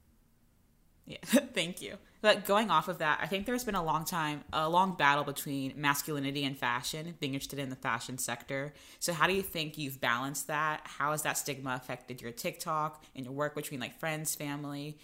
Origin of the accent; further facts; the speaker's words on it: the South, United States; now in New York, United States; growing up, I'm from the South and I grew up, obviously I'm Black